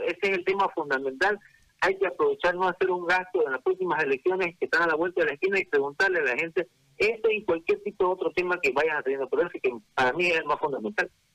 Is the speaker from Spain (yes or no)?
no; Bolivia; Somos bolivianos